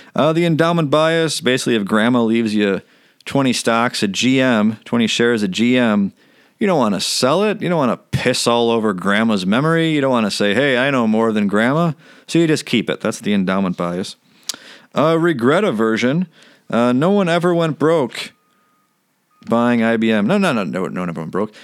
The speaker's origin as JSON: {"language": "English", "country": "United States", "said": "I'm an American"}